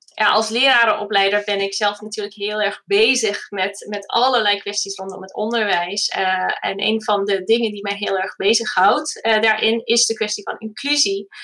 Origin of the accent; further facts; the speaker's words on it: United Kingdom; first language English; Dutch is a second language; now in Netherlands; Mijn man en ik zijn allebei Engelstalig. We komen allebei uit Groot-Brittannië